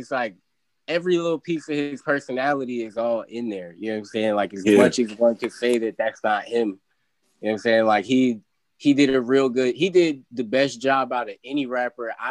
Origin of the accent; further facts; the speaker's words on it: Virginia, United States; I'm from Virginia